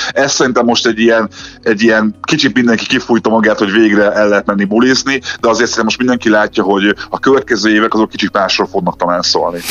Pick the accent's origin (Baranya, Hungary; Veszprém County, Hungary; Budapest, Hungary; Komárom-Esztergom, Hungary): Budapest, Hungary; én ott laktam nem messze a Budapest Parktól, ott nőttem fel